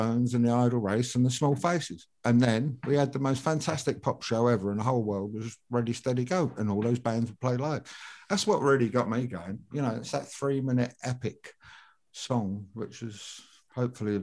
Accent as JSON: {"language": "English", "region": "London", "country": "United Kingdom", "tie": "born or raised there", "said": "Kensal Green, up the Arrow Road, so not far from the top"}